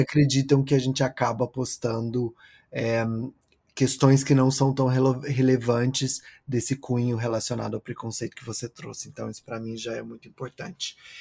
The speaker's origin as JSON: {"language": "Portuguese", "region": "interior of Goiás", "country": "Brazil", "also_born_or_lived": "São Paulo, Brazil", "moved": "yes", "lives_now": "New York, United States", "said": "eu sou de, do interior de Goiás, uma cidade muito pequena que fica perto de Caldas Novas, que tem 20 mil habitantes."}